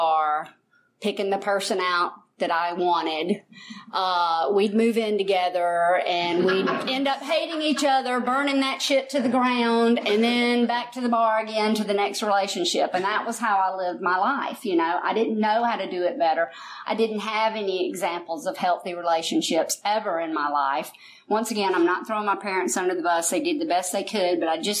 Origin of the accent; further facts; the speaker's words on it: United States; I'm from Fayette County originally